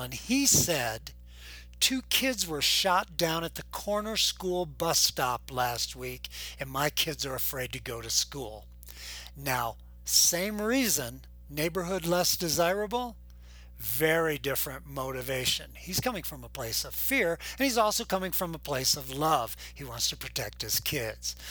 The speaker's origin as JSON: {"language": "English", "town": "Boulder", "region": "Colorado", "country": "United States", "said": "I'm from Boulder, Colorado"}